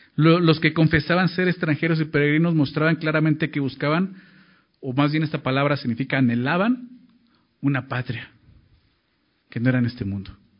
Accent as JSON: {"language": "Spanish", "country": "Mexico", "said": "Somos mexicanos"}